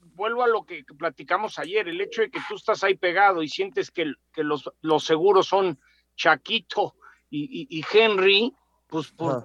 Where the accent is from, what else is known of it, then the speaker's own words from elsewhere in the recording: Mexico; soy mexicano